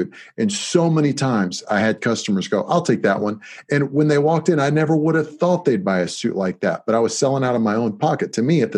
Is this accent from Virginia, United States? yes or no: yes; Virginia, United States; in Virginia, it's like we discussed, that's my home state as well.